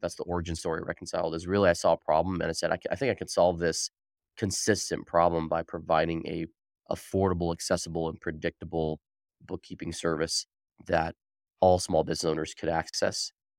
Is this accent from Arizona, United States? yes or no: yes; Arizona, United States; I was born and raised in Arizona. I went to Arizona State and studied accounting and business at Arizona State.